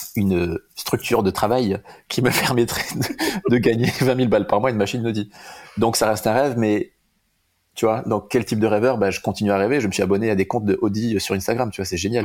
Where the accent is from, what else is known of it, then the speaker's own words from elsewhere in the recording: Bayonne, Nouvelle-Aquitaine, France; now in Bordeaux, France; je suis né à Bayonne il y a 34 ans